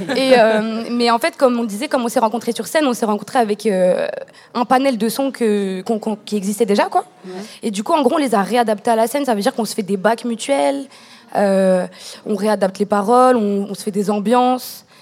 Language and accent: French; Caen, Normandy, France; je viens de Caen, donc Normandie.